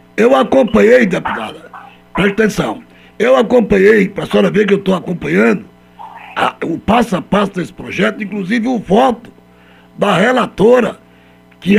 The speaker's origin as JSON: {"language": "Portuguese", "town": "Altinho", "region": "Pernambuco", "country": "Brazil", "tie": "born or raised there", "said": "minha terra natal, na cidade de Altinho."}